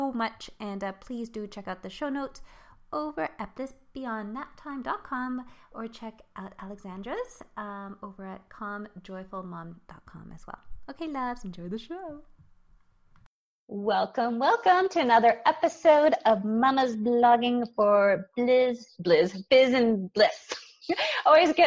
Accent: Montreal, Quebec, Canada; I was born in Montreal, though, when I was raised in Montreal.

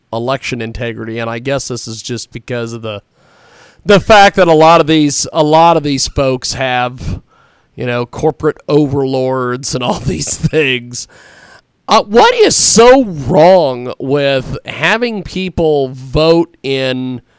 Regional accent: California, United States; of course, being a Californian, we, we've got to talk about old Gavin Newsom.

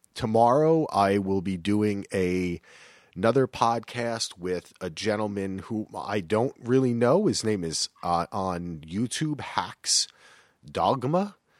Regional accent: New Jersey, United States; I'm from Jersey

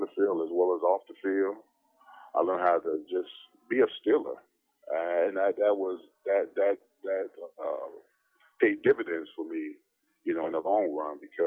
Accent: Miami, Florida, United States; moved away as an adult; also born or lived in Pittsburgh; I'm from Miami

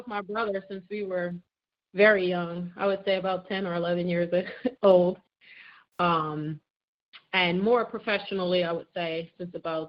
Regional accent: Philadelphia, Pennsylvania, United States; born and raised in Philadelphia. Shout out to Philly.

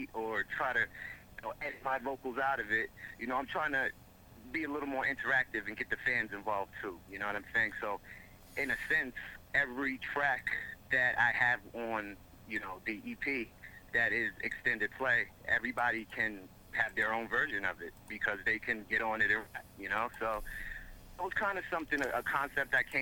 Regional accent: Mount Vernon, New York, United States; moved away as an adult; now in Haverstraw, United States

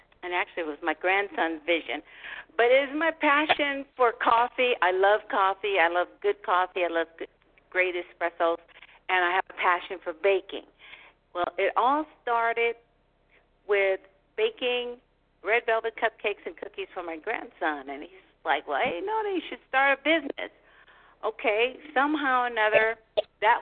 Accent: Oakland, California, United States; I wasn't born in Oakland, but I was raised here in Oakland

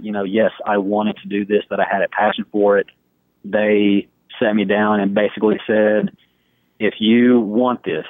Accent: Texas, United States; I kind of started in my hometown, 14 at the time

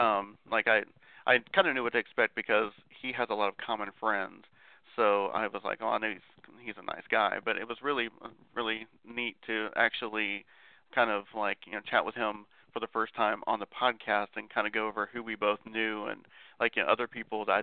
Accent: Ohio, United States; being from the same state

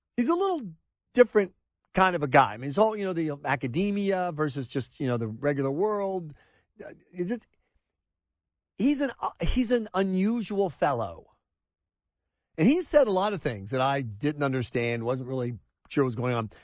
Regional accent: the South, United States; moved away as an adult; also born or lived in New England; growing up in the South

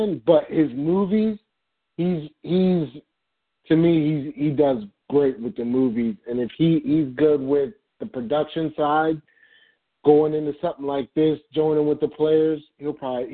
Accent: Baltimore, Maryland, United States; we're from Baltimore

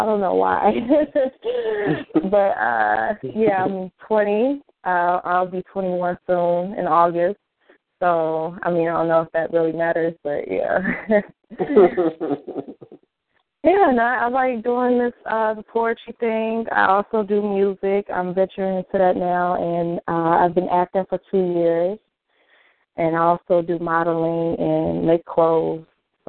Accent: Chicago, Illinois, United States; also born or lived in Georgia; I'm partially from Chicago and from Georgia, so I'm kind of, you know, back and forth.

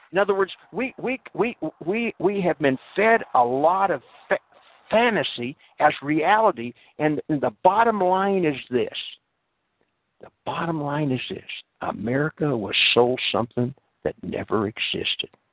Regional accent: United States; I am an American

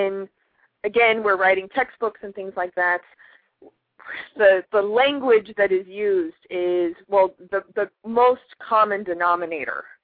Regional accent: Texas, United States; moved away; also born or lived in Arkansas / South Carolina; I'm from Texas

